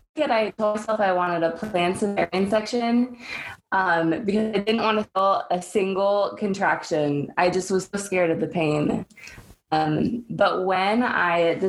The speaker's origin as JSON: {"language": "English", "town": "Seattle", "region": "Washington", "country": "United States", "tie": "born or raised there", "moved": "yes", "lives_now": "Southwest Florida, United States", "said": "I grew up in Seattle"}